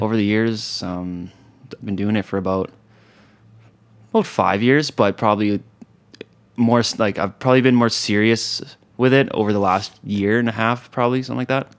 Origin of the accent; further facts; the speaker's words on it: Kelowna, British Columbia, Canada; also born or lived in Calgary / Alberta; I grew up in Kelowna